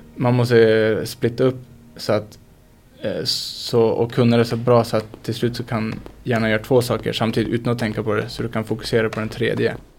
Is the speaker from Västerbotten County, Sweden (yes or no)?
yes; Skellefteå, Västerbotten County, Sweden; also born or lived in Bureå; växte jag upp i Skellefteå